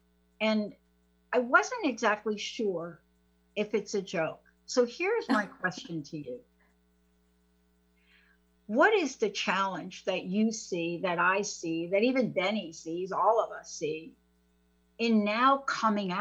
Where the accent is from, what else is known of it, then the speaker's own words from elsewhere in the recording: East Coast, United States; now in Seattle, United States; I'm from the East Coast